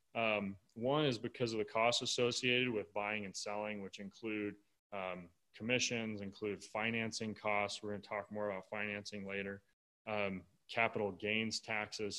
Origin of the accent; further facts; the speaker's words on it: Michigan, United States; moved away; I grew up in Michigan